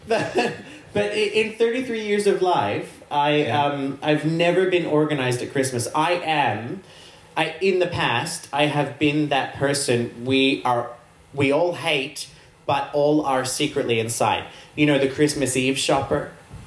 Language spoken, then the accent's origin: English; Australia; I'm Australian